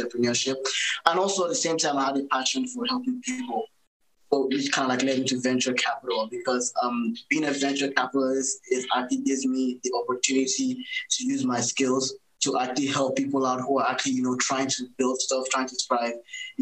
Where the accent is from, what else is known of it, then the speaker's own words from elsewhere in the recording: Nigeria; moved away as an adult; also born or lived in Boston, United States / Canada; now in United States; So I was born in Boston, but I grew up in Nigeria